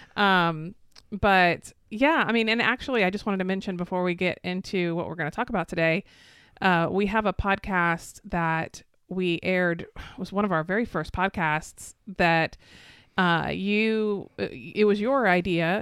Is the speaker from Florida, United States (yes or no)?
yes; Florida, United States; I'm actually a, actually a sixth generation native Floridian